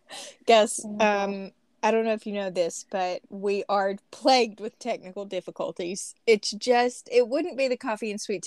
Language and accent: English; Southeast Arkansas, United States; also born or lived in Washington; now in Arkansas, United States; hey, y'all … We did just move here from Washington, but I am from Southeast Arkansas.